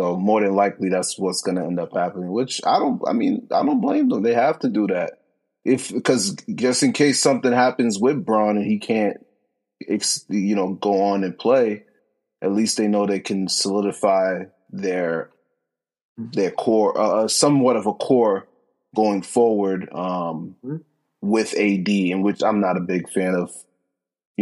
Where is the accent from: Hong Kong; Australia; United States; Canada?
United States; Boston, Massachusetts; we're both from the Boston area. I still currently live here